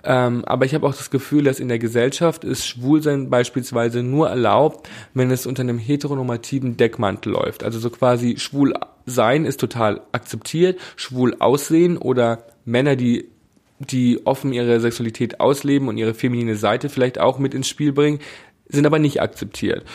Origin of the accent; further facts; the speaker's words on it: Bad Reichenhall, Bavaria, Germany; Ich komme aus Bad Reichenhall